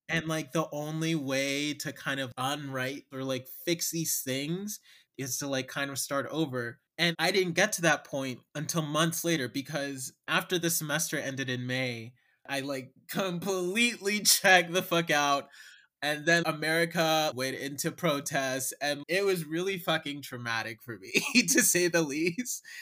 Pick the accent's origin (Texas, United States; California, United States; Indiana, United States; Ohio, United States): Ohio, United States; Cincinnati; now in Chicago, United States; I am a playwright and lyricist from Cincinnati, Ohio, and I'm based in Chicago now